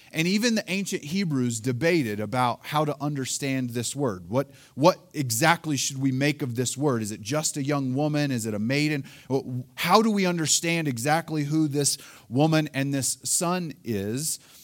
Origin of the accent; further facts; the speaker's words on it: Oklahoma, United States; now in Colorado, United States; Elaine and I, we are both originally from Oklahoma